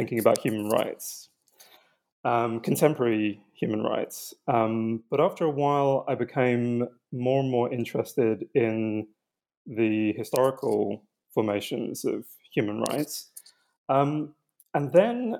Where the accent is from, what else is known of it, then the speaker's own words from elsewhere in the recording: London, United Kingdom; I was born in London